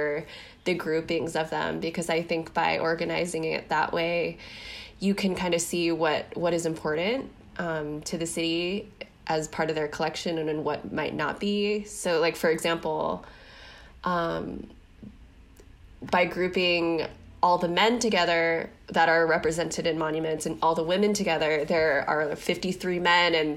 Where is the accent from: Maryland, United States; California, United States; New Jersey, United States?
California, United States; Los Angeles; moved away as an adult; now in San Francisco Bay Area, United States; I'm from Los Angeles, and I've been living in the Bay now for, I think, like 7 years